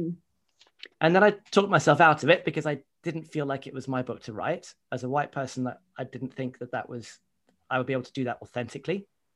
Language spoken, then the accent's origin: English; United Kingdom; certainly growing up in Britain, are that racism is about personal prejudice. So, you know, if I go out into the street here in Luton